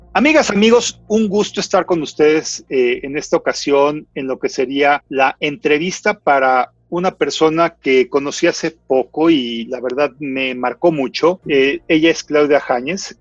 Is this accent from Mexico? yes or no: yes; Mexico; los que somos mexicanos